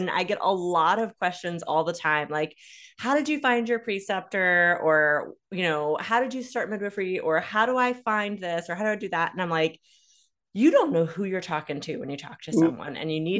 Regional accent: Lacombe, Louisiana, United States; moved away; also born or lived in Mandeville / Covington / Folsom; I was born at a little house in Lacombe. Okay. Yep. So I grew up in Lacombe, Mandeville, Covington, Folsom area.

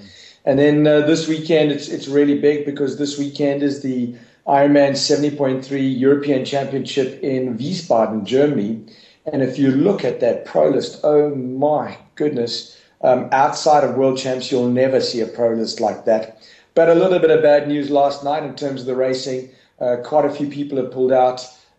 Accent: South Africa; And that was a great moment for me as a South African doing the roll down, being able to call it out to him in Afrikaans

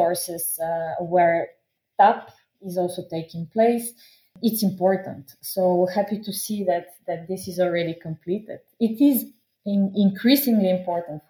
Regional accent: Bulgaria; I'm also coming from the Balkans. Because I'm a Bulgarian

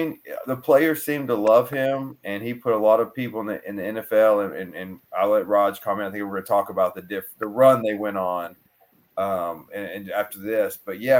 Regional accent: Tennessee, United States; I grew up, I mean, obviously I grew up in Tennessee, grew up a Florida State fan.

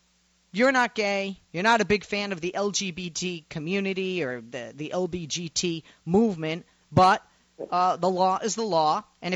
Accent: Massachusetts, United States; my home state of Massachusetts.

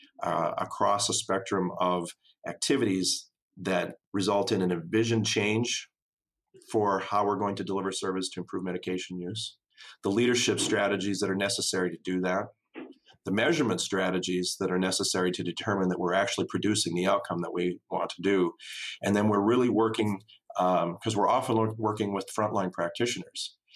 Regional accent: Tyler, Minnesota, United States; I grew up in Tyler, Minnesota, population 1,250 people in southwestern Minnesota.

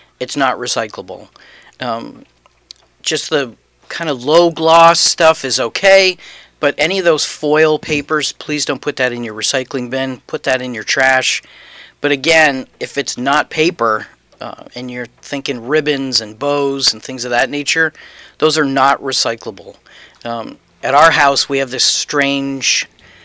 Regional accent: New Hampshire, United States; moved away; We're from New Hampshire

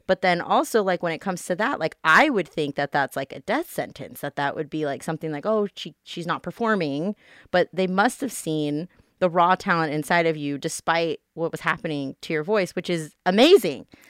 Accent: Las Vegas, Nevada, United States; I'm born and raised here in Vegas

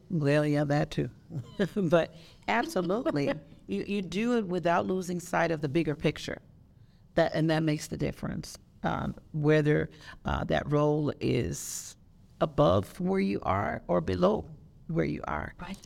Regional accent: Las Vegas, Nevada, United States; moved away as an adult; also born or lived in California; I was born and raised here in Las Vegas. And I went away for 20 years

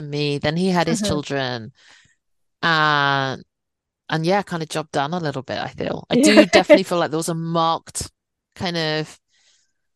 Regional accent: United Kingdom; born or raised there

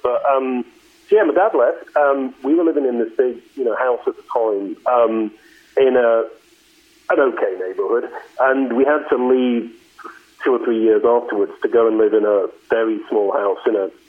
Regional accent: the north of England, United Kingdom; moved away as an adult; also born or lived in Australia; now in United States; So I am English originally, but I have lived in the U.S. now since 2006. But yeah, I was born and raised in the north of England.

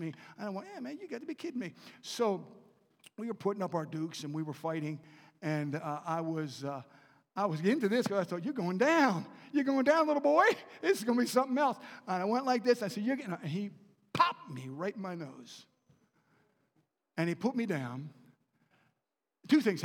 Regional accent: Baltimore, Maryland, United States; I was raised in Baltimore and right outside the city

